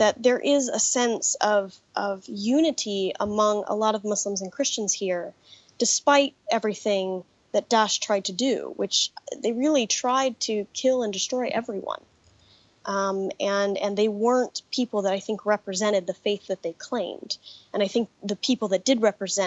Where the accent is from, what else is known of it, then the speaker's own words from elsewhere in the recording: Colorado Springs, Colorado, United States; I was a church kid growing up in Colorado Springs, Colorado